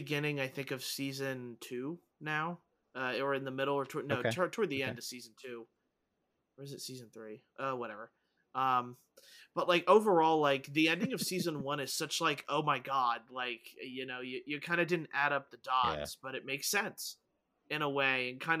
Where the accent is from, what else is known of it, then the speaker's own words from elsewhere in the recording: Pennsylvania, United States; I was raised 45 minutes outside Philly and never watched any of the Rocky movies. I'm sorry. I'm Costa Rican.